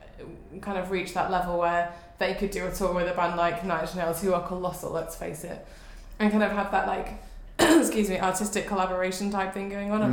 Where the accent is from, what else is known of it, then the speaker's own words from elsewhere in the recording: the north of England, United Kingdom; accent: northern; is my funny northern accent?